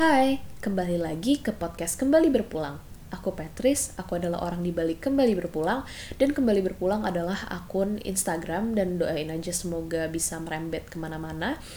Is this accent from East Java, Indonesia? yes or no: no; Sentul, Bogor Regency, West Java, Indonesia; also born or lived in Jakarta / Philippines (mother's origin); aku dulu masih tinggal di Jakarta sebelum aku pindah ke Sentul ke Kabupaten Bogor